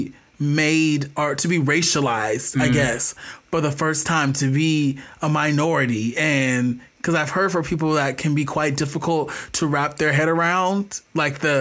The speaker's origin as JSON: {"language": "English", "country": "United States", "tie": "born or raised there", "said": "I'm born and raised in America, my family for however long as well"}